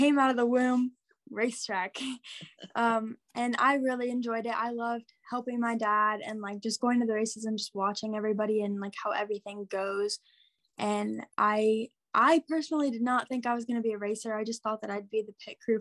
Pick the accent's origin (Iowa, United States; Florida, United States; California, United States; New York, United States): Iowa, United States; Wapello; I'm from Wapello, Iowa. It's like a small town southeast